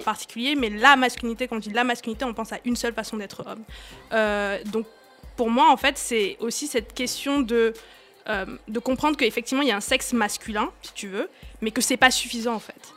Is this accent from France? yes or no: no; Cameroon; moved away; j'ai grandi, grandi au Cameroun, j'ai grandi en Afrique